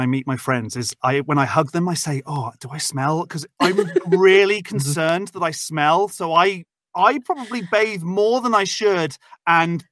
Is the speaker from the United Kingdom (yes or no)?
yes; United Kingdom; now in United States; I'm British, although I am now living in America